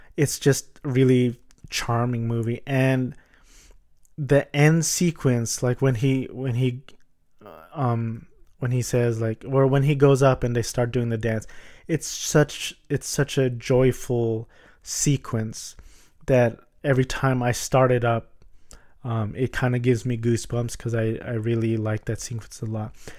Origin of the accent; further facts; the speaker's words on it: Orange County, California, United States; I'm a Filipino American and I was born in the States. Um, I went to Catholic private elementary and Catholic private high school in Orange County